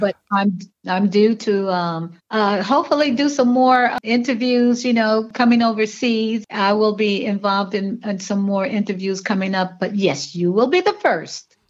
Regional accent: Washington, District of Columbia, United States; also born or lived in Victoria, Virginia; I was born in Victoria, Virginia, and um, but I was raised in Washington D.C.

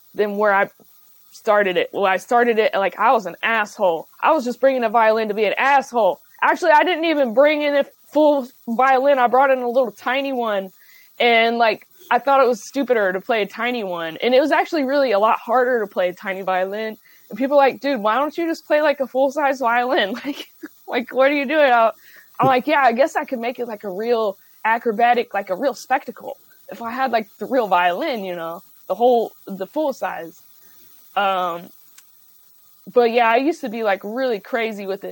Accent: Dayton, Ohio, United States; moved away as an adult; also born or lived in Cincinnati, Ohio / Chicago, Illinois; now in Los Angeles, United States; I'm from Dayton, Ohio originally

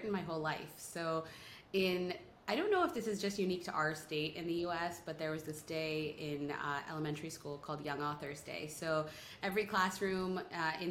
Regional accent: State College, Pennsylvania, United States; I grew up in a college town. My dad is a professor at Penn State

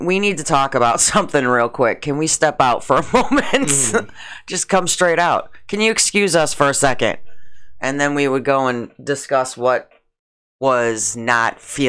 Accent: Schaumburg, Illinois, United States; Because when I grew up in Schaumburg, it was all white.

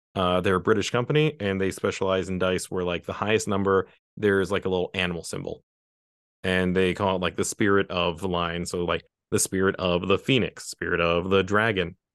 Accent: West Virginia, United States; I'm some guy from West Virginia

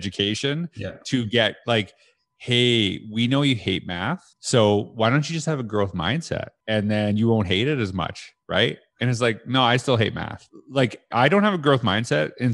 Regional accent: Canada; I had that in Canada. I said that as a teacher

